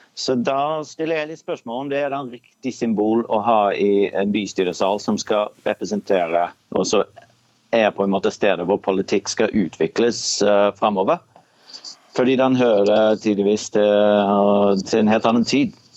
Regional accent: Australia; now in Bergen, Norway; Jeg er født i Australia.

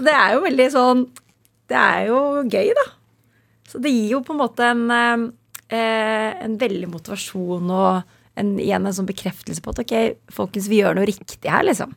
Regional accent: Kolbotn, Akershus, Norway; also born or lived in near Cologne, Germany; Vi er født i Tyskland, er litt utenfor Köln. og så flyttet vi til Kolbotn

